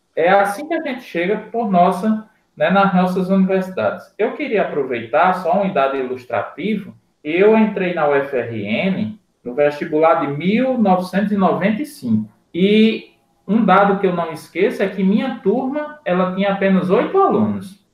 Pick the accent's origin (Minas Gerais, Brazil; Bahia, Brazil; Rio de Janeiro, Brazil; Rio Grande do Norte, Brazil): Rio Grande do Norte, Brazil; Seridó; Eu sou de uma região do CEDOR hoje bem servida